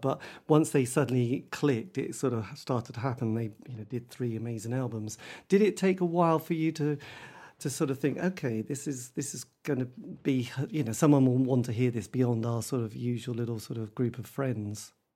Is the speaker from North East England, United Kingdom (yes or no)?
no; Norwich, East of England, United Kingdom; I'm from Norwich. We didn't really have a huge music scene in Norwich